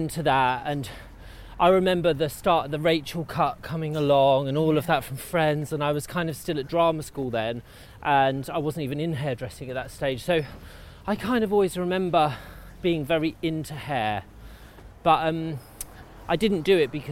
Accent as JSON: {"language": "English", "town": "Luton", "region": "East of England", "country": "United Kingdom", "tie": "born or raised there", "moved": "yes", "said": "I'm from Luton, Bedfordshire"}